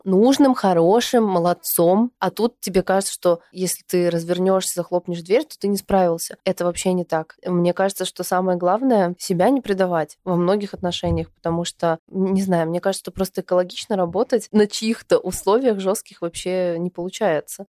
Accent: Almaty, Kazakhstan; moved away; Я выросла в Казахстане, я родилась в Алмате, в замечательном южном городе

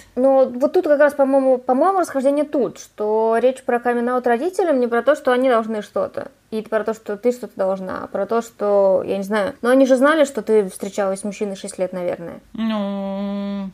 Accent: Kazan, Tatarstan, Russia; Я из Казани

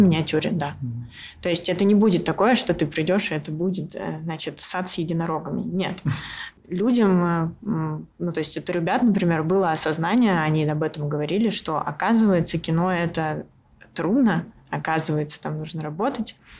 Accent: Russia; now in Yerevan, Armenia; я режиссер из России

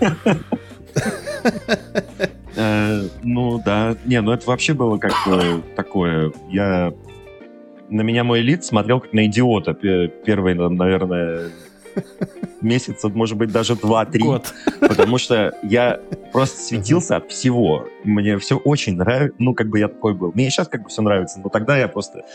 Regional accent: Saint Petersburg, Russia; Я сам из Петербурга вообще изначально.

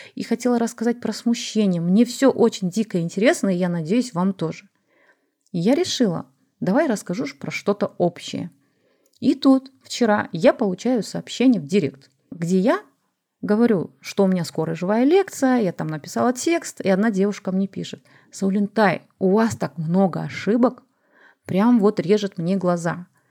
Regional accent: Kazakhstan; я тоже казашка, я выращена в традициях

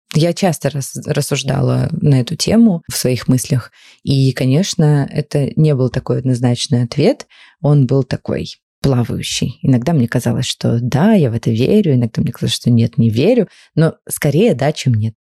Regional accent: Ukraine; мы вместе росли в Украине

